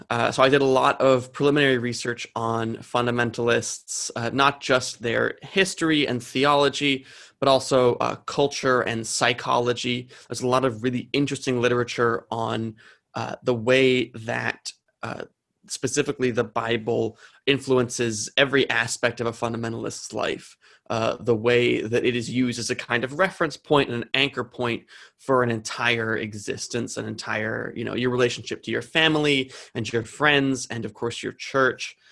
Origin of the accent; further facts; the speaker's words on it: New Jersey, United States; I'm from New Jersey